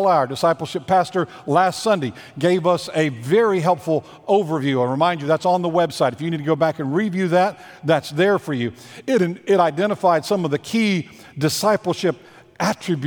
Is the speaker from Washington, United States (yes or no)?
no; Virginia, United States; I grew up in Virginia about a mile and a half from a place on the Blue Ridge Parkway